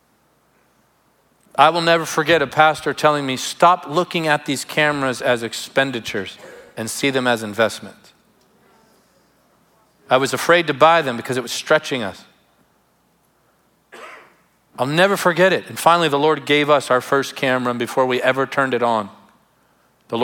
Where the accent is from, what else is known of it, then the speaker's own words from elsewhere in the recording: Tarpon Springs, Florida, United States; where I grew up in Tarpon Springs.